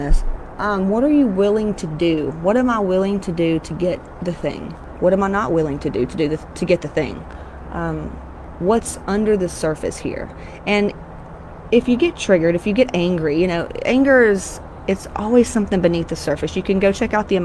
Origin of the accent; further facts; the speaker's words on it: Georgia, United States; I'm from Georgia, Southern Baptist, fire and brimstone.